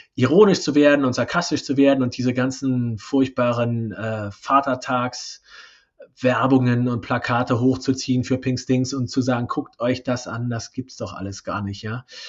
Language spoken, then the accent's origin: German; East Germany, Germany; Ich bin ja gebürtige Ossi.